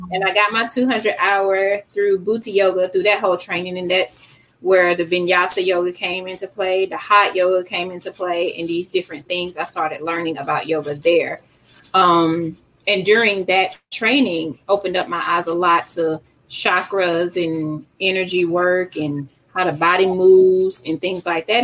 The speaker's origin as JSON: {"language": "English", "town": "Decatur", "region": "Georgia", "country": "United States", "tie": "born or raised there", "said": "I grew up, I'm from Decatur. So I grew up on Keller Road in McAfee"}